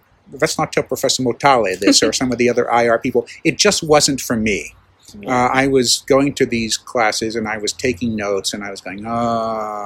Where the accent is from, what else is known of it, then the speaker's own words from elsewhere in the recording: Tuscany, Italy; moved away; I grew up in Italy and in Tuscany